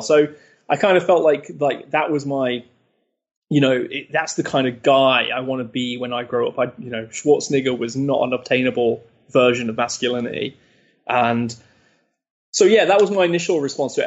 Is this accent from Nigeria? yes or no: no; Leicester, East Midlands, United Kingdom; in Leicester, which is my hometown in the UK